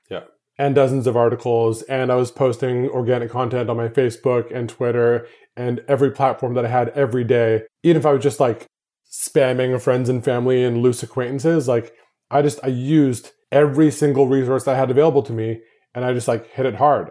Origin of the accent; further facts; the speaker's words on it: Canada; moved away as an adult; my hometown, to Canada